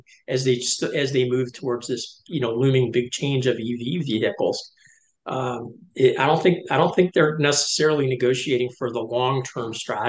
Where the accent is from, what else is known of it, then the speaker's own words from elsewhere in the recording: Detroit, Michigan, United States; I grew up in Detroit